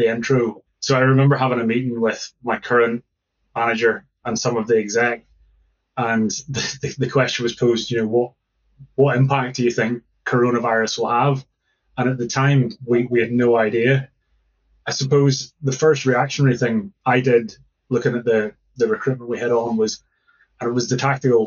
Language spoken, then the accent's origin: English; Northern Ireland, United Kingdom; now in Glasgow, United Kingdom; I'm from Northern Ireland originally.